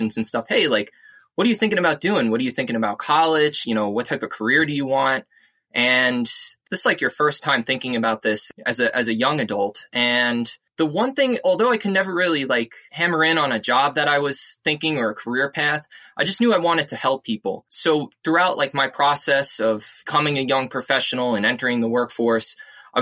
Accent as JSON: {"language": "English", "town": "East Islip", "region": "New York", "country": "United States", "tie": "born or raised there", "also_born_or_lived": "Queens, New York", "said": "I grew up on South Shore, Long Island, in a little town called East Islip"}